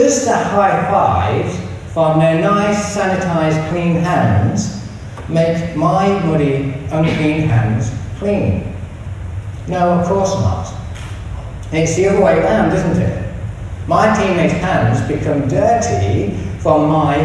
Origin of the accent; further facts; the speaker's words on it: England, United Kingdom; moved away; So as you can tell from this strange accent, I'm English